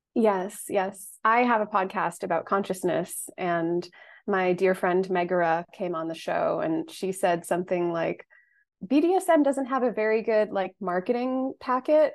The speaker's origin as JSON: {"language": "English", "country": "United States", "tie": "born or raised there", "said": "growing up in the United States"}